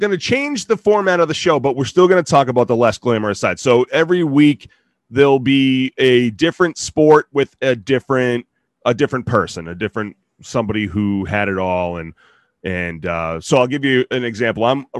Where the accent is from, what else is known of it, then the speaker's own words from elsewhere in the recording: Boston, Massachusetts, United States; We're both from Boston.